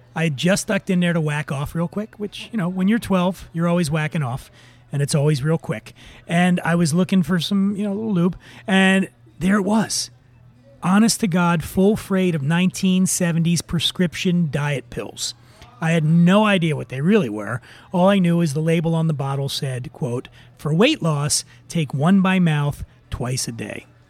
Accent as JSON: {"language": "English", "town": "Philadelphia", "region": "Pennsylvania", "country": "United States", "tie": "born or raised there", "moved": "yes", "said": "downtown Philadelphia, around 17th and Sansom. It's my hometown"}